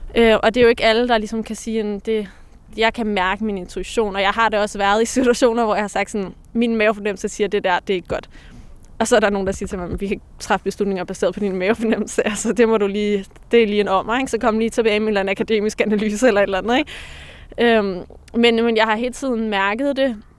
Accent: Denmark; born or raised there

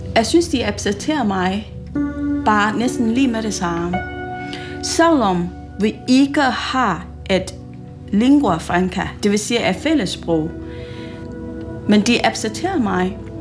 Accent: Malaysia; Danish is a second language; moved away as an adult; also born or lived in Singapore; now in Tasiilaq, Greenland; Jeg kommer op oprindeligt fra Malaysia, og så mine forældre, de kom fra Kina

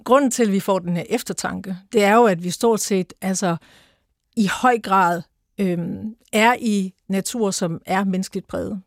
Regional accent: Mariager Fjord, North Denmark Region, Denmark; Jeg voksede op ved Mariager Fjord.

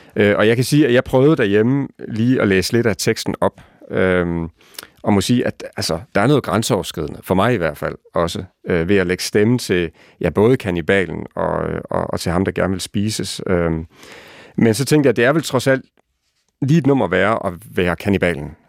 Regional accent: Lemvig, Central Denmark Region, Denmark; moved away; also born or lived in Copenhagen; den egen, hvor jeg selv er vokset op

